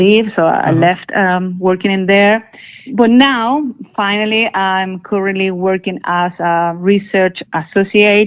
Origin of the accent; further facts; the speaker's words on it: Chile; moved away; also born or lived in Barcelona, Spain; I'm from Chile, actually.